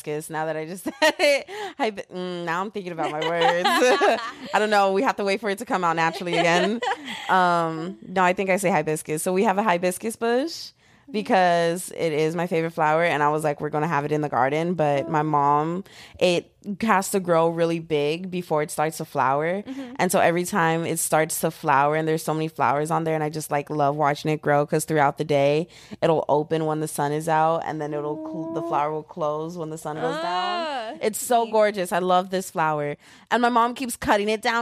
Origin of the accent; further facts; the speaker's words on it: Texas, United States; I'm just a Texan girl like